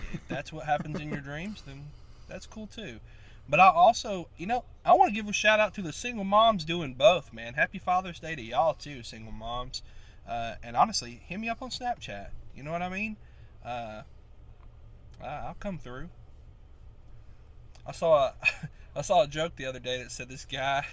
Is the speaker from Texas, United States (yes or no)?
no; Tennessee, United States; my state